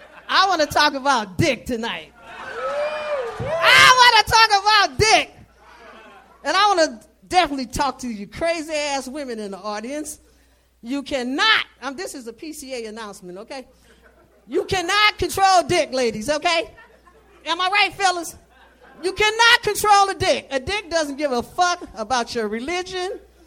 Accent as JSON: {"language": "English", "town": "St. Louis", "region": "Missouri", "country": "United States", "said": "St. Louis, Missouri."}